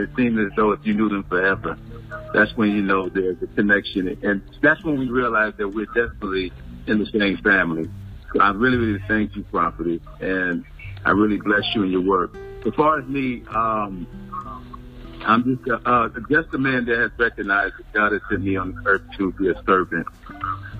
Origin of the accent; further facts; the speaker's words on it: Detroit, Michigan, United States; moved away as an adult; also born or lived in Chicago Metro area; now in Charlotte, United States; I just relocated to Charlotte. I'm originally from the Metro Detroit area